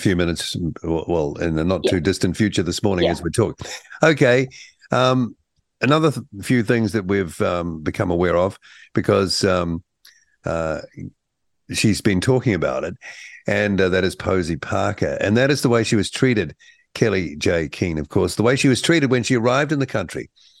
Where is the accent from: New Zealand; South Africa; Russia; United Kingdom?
New Zealand; I got to say, as a Kiwi